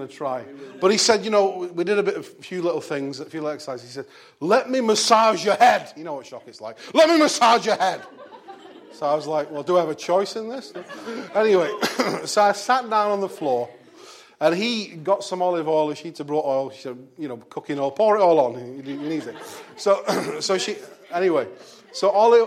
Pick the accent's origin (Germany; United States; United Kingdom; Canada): United Kingdom; Bolton, North West England; back in my hometown